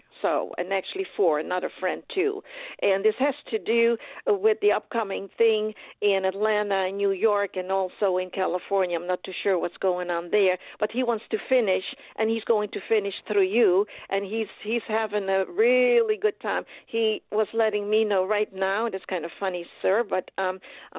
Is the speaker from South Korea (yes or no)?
no; Netherlands; I am from Holland, you all, so I'm Dutch